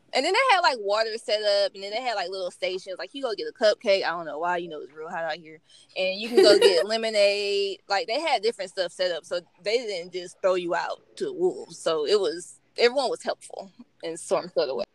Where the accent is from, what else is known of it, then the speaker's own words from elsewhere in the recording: Georgia, United States; I'm from Georgia and I knew I wanted to be, you know, stay in Georgia, stay close to home. So in Atlanta is, you know, like an hour from um, where I'm from.